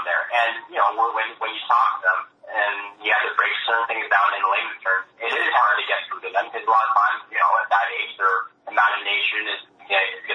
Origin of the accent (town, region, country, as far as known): Canada